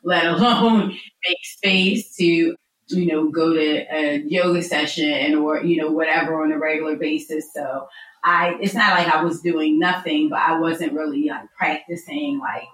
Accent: Philadelphia, Pennsylvania, United States; also born or lived in United Kingdom; now in Los Angeles, United States; was born in Philadelphia, but I lived in the UK for 20 years up until this past February.

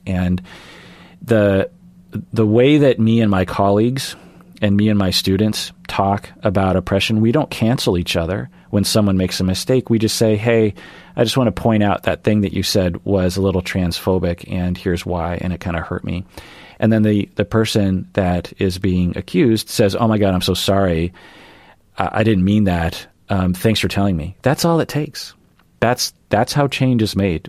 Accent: Sammamish, Washington, United States; also born or lived in Ballard, Seattle; growing up in Seattle

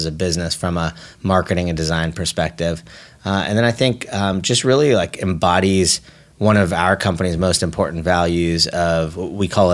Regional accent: Bay Area, California, United States; I grew up in the Bay Area, actually

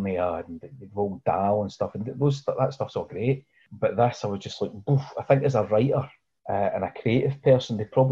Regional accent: Scotland, United Kingdom; As a Scot and as somebody who grew up working class

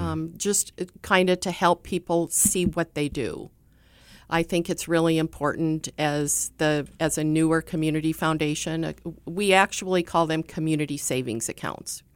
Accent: Sturgis, South Dakota, United States; I grew up in Sturgis, and so, um, Sturgis is kinda near and dear to me

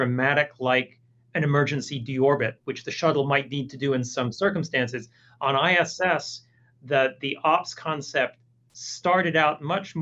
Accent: Toronto, Ontario, Canada; moved away as an adult; now in Houston, United States; I grew up in Toronto, although I currently live in Houston.

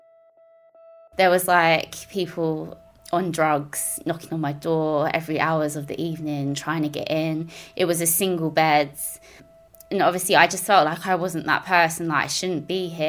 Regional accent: Croydon, London, United Kingdom; I was born in Croydon. I was raised by my mum in a single parent household.

